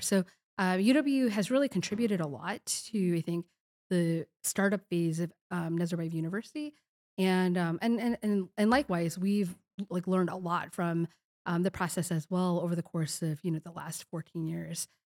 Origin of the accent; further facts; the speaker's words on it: Chicago, Illinois, United States; also born or lived in Kazakhstan; now in Madison, United States; I am originally a Chicago, I'm a Chicagoan